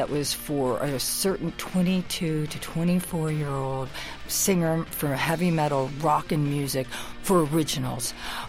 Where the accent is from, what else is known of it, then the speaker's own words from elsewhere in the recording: Huber Heights, Ohio, United States; also born or lived in Boston; I grew up in Huber Heights, and there was a lot of kids around. It was the 60s. There was a lot of neighborhoods. It was a new, there were new houses, new suburb buildings.